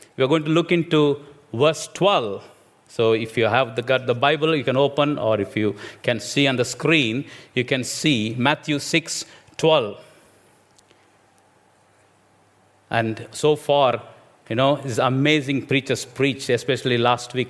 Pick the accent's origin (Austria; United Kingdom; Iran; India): India; English is a second language; moved away; I'm an Indian preacher